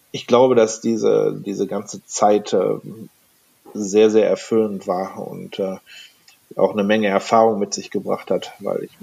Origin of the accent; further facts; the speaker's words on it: North Rhine-Westphalia, Germany; wie gesagt, ich komme aus NRW